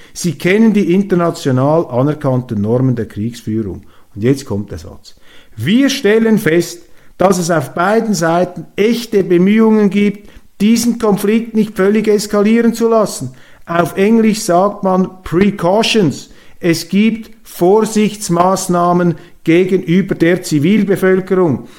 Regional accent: Switzerland; als Schweizer

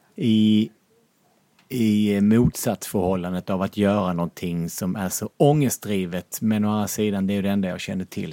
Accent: Lund, Skåne, Sweden; now in Norrköping, Sweden; jag är uppvuxen i radhusområde i Lund

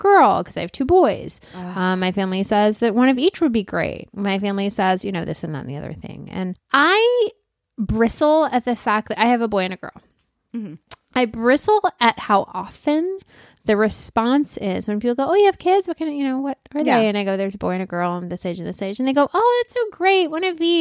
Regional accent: India; moved away; I'm from India

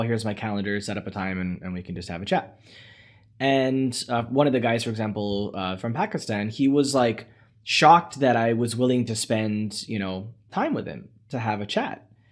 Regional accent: United States; as an American

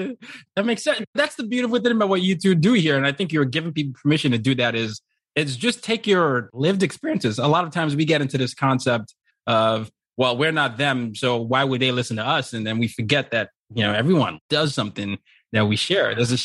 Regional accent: Nigeria; In college, I used to, well, when you grew up as a Nigerian, there are certain career options you're supposed to have.

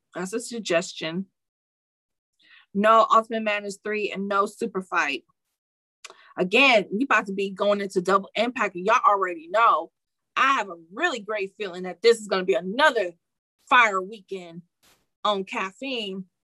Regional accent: Detroit, Michigan, United States; I'm from Detroit

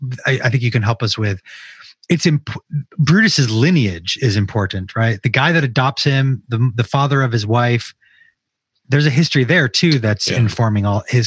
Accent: United States; I'm American, but that just means where I'm from.

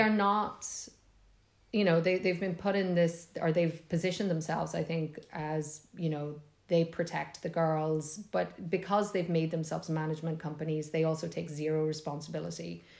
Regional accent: Monaghan, Ulster, Ireland

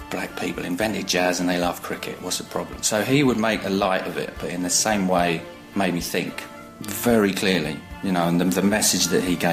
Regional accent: East of England, United Kingdom; I'm from Essex in England. I'm 49 years old tomorrow, and I'm a photographer.

